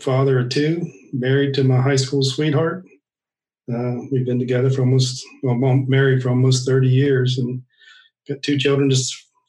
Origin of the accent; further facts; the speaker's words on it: Pennsylvania, United States; now in Virginia, United States; I grew up in Pennsylvania, and my family is a bunch of coal miners from West Virginia. We moved to Pennsylvania up there, and we lived on a 140-acre farm.